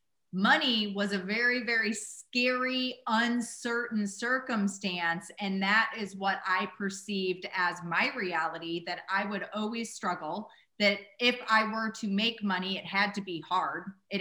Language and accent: English; Midwest, United States; yeah, I grew up in the Midwest and we had a grocery or a gas station called Huck's.